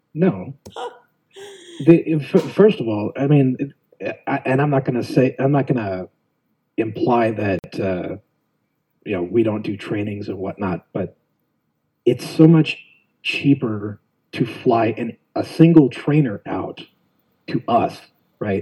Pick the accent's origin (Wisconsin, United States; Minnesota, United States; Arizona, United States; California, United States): Arizona, United States; Phoenix; also born or lived in Buckeye, Arizona; I was born and raised West Phoenix, uh, Maryvale area